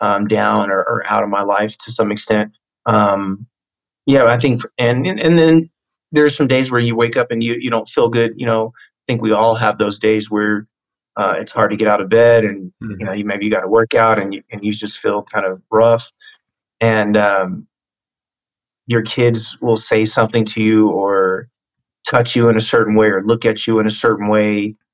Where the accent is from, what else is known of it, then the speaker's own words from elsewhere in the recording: Tacoma, Washington, United States; I was a military brat. So yeah. We kind of bounced around a little bit, but middle school and a few years of my last few years of elementary school and high school were in Washington State in Tacoma